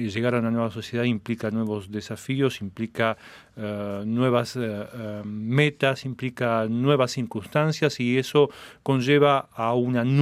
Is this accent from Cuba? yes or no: yes; Cuba; soy cubano, actor, director, productor de cine cubano. Estoy de visita en Ottawa